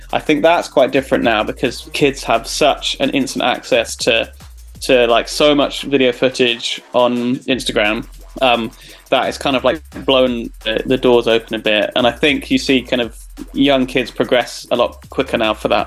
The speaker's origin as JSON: {"language": "English", "town": "Cambridge", "region": "East of England", "country": "United Kingdom", "tie": "born or raised there", "said": "I grew up in Cambridge"}